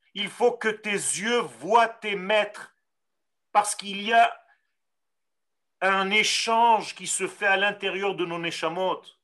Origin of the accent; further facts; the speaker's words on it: Israel; first language Hebrew; French is a second language; Moi, je parle hébreu, je suis né en Israël